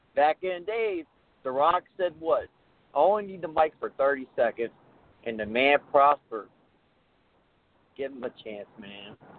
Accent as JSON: {"language": "English", "town": "Richmond", "region": "Virginia", "country": "United States", "said": "I'm from Richmond, Virginia"}